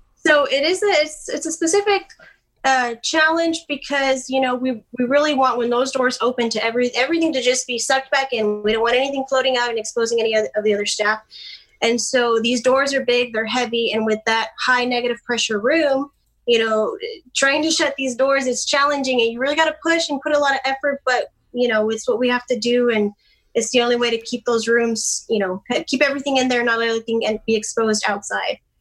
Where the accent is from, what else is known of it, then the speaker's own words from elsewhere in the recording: Dallas, Texas, United States; right now I'm from Dallas area and I'm actually a travel nurse in South Texas